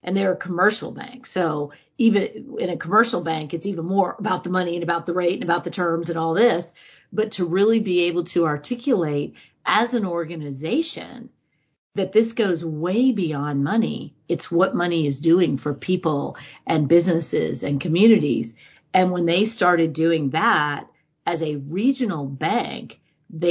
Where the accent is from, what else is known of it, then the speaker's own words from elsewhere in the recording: United States; as an American